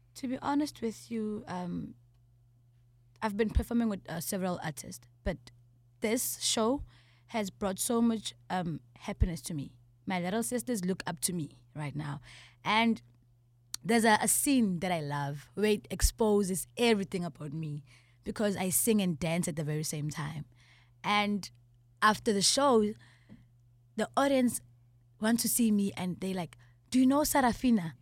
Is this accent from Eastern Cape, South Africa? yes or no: yes; Eastern Cape, South Africa; I'm from the Eastern Cape